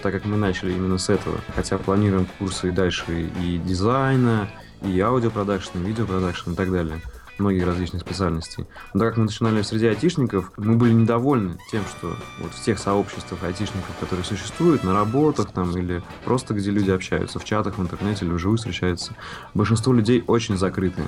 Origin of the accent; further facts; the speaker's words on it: Saint Petersburg, Russia; родился в Ленинграде и вырос в Санкт-Петербурге